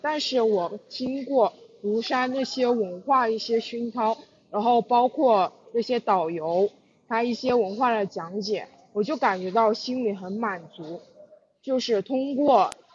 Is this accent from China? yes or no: yes; Jingdezhen, Jiangxi, China; 江西景德镇的